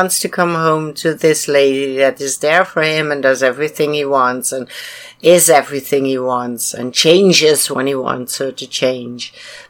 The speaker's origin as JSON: {"language": "English", "country": "United Kingdom", "said": "Yeah, of course I do. I'm British, don't you hear?"}